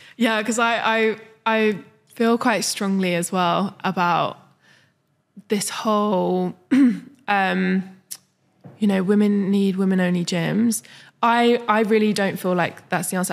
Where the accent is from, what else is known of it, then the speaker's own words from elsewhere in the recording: London, United Kingdom; moved away; I'm from London